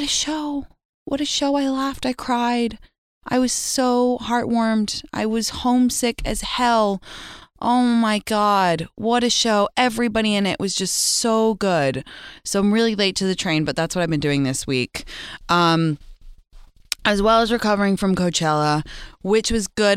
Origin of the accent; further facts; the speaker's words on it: London, United Kingdom; now in California, United States; my hometown of London when I live in California